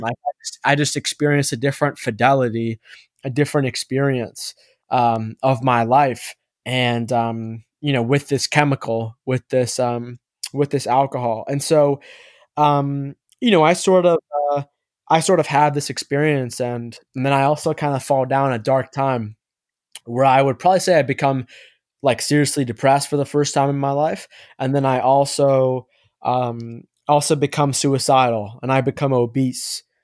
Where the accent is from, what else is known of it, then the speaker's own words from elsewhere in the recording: East Coast of the United States, United States; also born or lived in Egypt (ancestry); I was born on the East Coast of the United States.